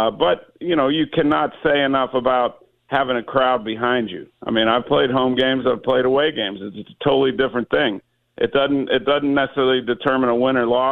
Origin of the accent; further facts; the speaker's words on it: Pittsburgh, Pennsylvania, United States; moved away; my growing up in Pittsburgh